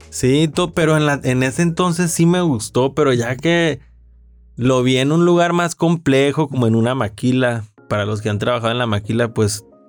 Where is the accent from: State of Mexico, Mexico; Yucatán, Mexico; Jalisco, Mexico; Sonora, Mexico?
Sonora, Mexico; Ciudad Obregón; soy de Ciudad Obregón, Sonora